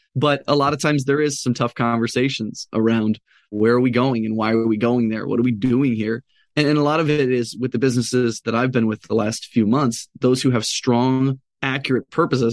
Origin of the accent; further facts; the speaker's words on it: Chicago, Illinois, United States; I grew up in Chicago, so I'm a diehard Bulls fan.